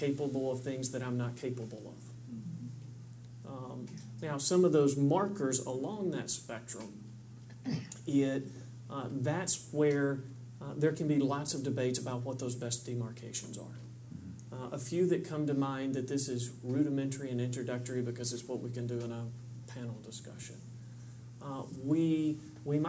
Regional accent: Kentucky, United States; I'm from Kentucky

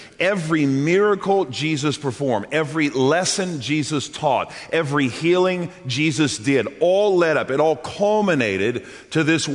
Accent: New Orleans, Louisiana, United States; I'm from New Orleans

